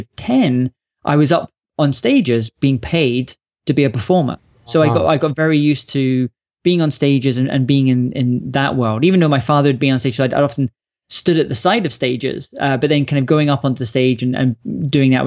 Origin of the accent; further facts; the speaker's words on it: Scotland, United Kingdom; also born or lived in London; we moved up to Scotland when I was about 3 years old, and in the countryside, beautiful countryside of Scotland. And it was a pretty great place to grow up as a child